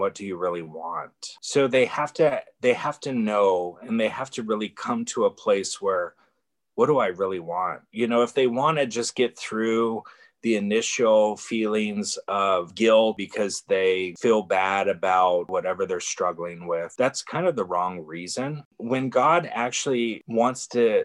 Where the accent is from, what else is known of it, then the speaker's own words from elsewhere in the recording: Bay Area, California, United States; I'm from the Bay Area, and I moved back to the Bay Area